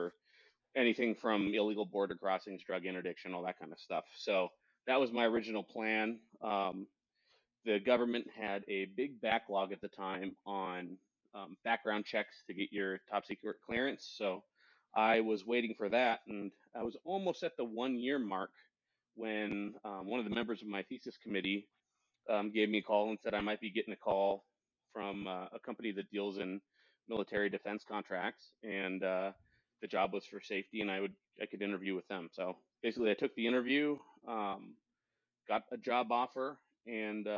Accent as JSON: {"language": "English", "region": "Western Washington", "country": "United States", "tie": "born or raised there", "also_born_or_lived": "Spokane, Washington / Arizona", "said": "I was born in Spokane, Washington. And, when I was young, I moved from Eastern Washington out to Western Washington. And that's kind of where I did a lot of my growing up"}